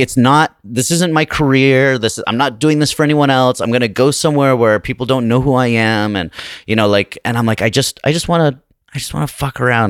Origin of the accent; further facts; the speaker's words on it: Salt Lake City, Utah, United States; moved away as an adult; now in Los Angeles, United States; I'm from Salt Lake City